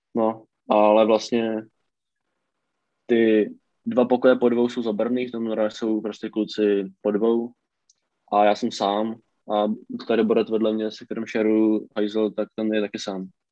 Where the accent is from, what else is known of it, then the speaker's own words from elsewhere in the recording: Czechia; moved away as an adult; now in United States; jsem z Česka